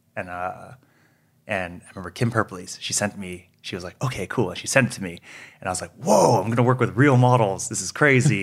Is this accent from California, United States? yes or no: yes; Monterey Park, California, United States; also born or lived in Fullerton; I grew up in SoCal, grew up in Monterey Park